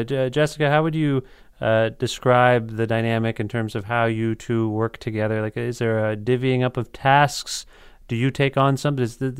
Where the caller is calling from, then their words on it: Ontario, Canada; I'm calling from Ontario.